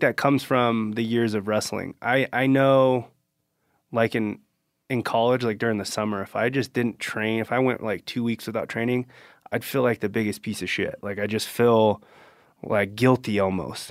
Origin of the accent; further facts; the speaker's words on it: Central California, United States; I grew up here in Central California